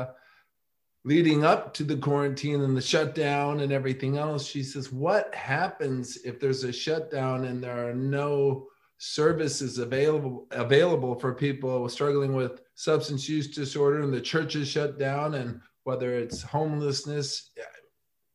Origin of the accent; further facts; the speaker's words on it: Michigan, United States; growing up in Michigan